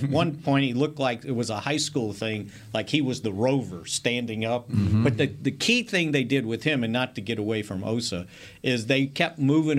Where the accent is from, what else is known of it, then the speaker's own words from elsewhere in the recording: Des Arc, Arkansas, United States; Born and raised in Arkansas.